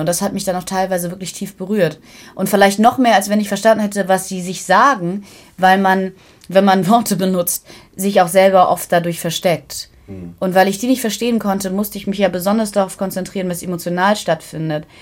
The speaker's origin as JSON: {"language": "German", "town": "Kiel", "region": "Schleswig-Holstein", "country": "Germany", "tie": "born or raised there", "said": "die Landeshauptstadt Kiel, was ja meine Heimatstadt ist, der ich mich sehr verbunden fühle"}